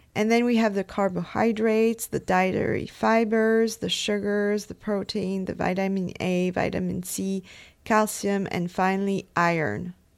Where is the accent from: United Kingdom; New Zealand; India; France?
France; I come from France